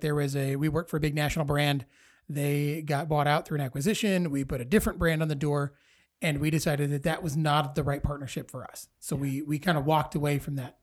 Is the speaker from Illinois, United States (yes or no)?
yes; Dixon, Illinois, United States; also born or lived in Sterling, Illinois; I grew up in Dixon, graduated from Dixon High School, uh, but I went to kindergarten at Franklin School